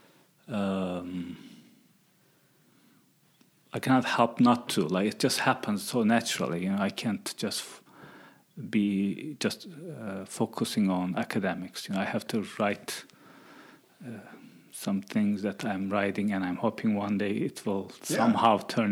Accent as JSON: {"language": "English", "region": "Erzurum", "country": "Turkey", "tie": "born or raised there", "also_born_or_lived": "Colorado / Syracuse / Florida", "moved": "as an adult", "lives_now": "United States", "said": "I was born and raised in Turkey, and I got my undergraduate degree in sociology in my hometown, Erzurum, which is the east side of Turkey"}